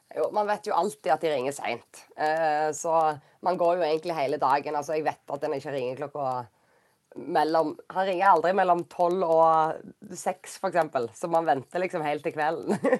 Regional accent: Norway; moved away as an adult; also born or lived in Romania / Denmark / North Macedonia; bo hjemme i Norge

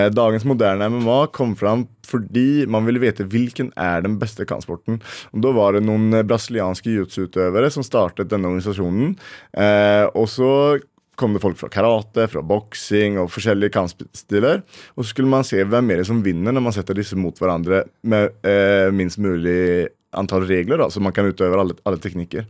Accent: Sweden; now in Norway; jeg kommer fra Sverige og føler liksom at jeg må eh, ja, representerer mine røtter

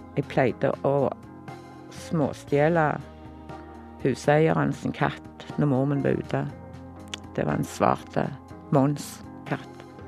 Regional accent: Stavanger, Rogaland, Norway; født og oppvokst i Stavanger

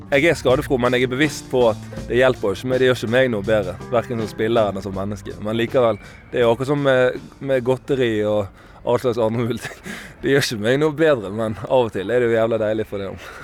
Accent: Bergen, Vestland, Norway; Jeg er bergenser sjøl

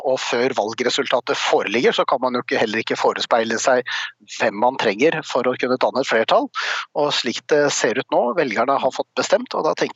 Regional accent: Oslo, Norway; Jeg er sjøl fra Oslo øst, og jeg veit forskjellen forskjellen på Oslo øst og vest.

